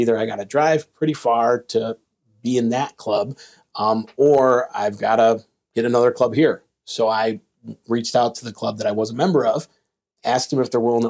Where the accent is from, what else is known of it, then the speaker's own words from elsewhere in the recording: Midwest, Illinois, United States; moved away as an adult; now in Lake Murray, South Carolina, United States; I'm from the Midwest